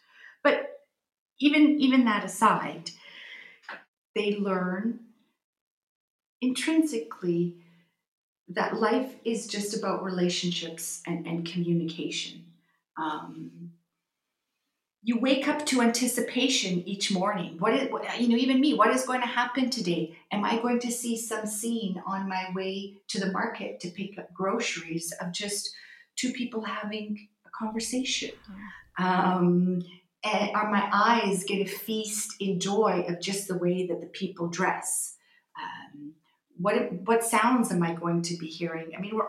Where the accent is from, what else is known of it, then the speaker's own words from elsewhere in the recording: Canada; I said, "Right, excuse me, I'm sorry, I come from Canada. We have everything all throughout the year."